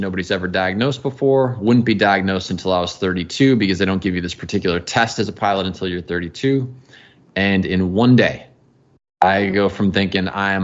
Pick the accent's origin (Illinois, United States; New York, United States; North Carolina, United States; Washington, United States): Illinois, United States; outside of the Chicago area; moved away; I grew up outside of the Chicago area